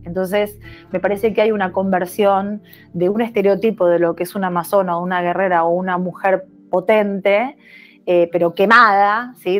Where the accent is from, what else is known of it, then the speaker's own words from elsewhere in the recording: Argentina; moved away as an adult; mi país